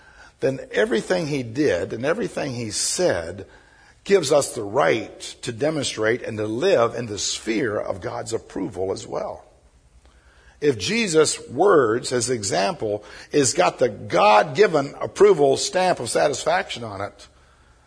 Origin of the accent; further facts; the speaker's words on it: Birmingham, Alabama, United States; I was raised down here on Southside in Birmingham when I was a little urchin